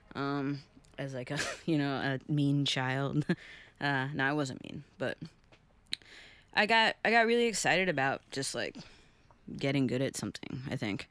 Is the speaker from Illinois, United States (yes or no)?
yes; Chicago, Illinois, United States; also born or lived in Huntington, Long Island, New York; I moved there when I was nine